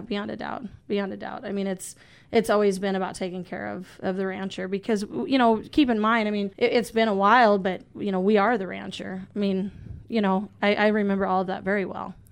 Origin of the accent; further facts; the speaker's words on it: Isabel, South Dakota, United States; I am from North Central South Dakota, uh, actually the Isabel area. All of my family is from, uh, Eagle Butte area. So, uh, I was, you know, raised in, in that part of the woods.